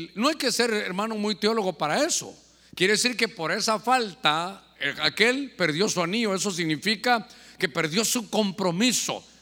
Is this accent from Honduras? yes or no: yes; Honduras; nosotros como hondureños de invierno